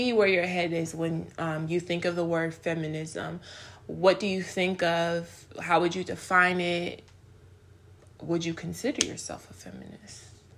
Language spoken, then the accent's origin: English; Nigeria; born there; We both are Nigerian. I was born in Nigeria.